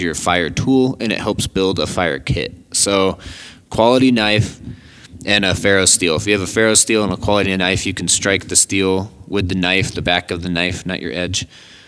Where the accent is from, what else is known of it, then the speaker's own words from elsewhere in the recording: Colorado, United States; I grew up in Colorado